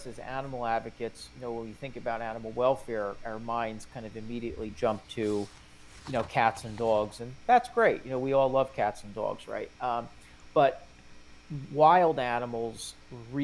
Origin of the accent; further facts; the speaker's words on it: New Jersey, United States; New Jersey, my home state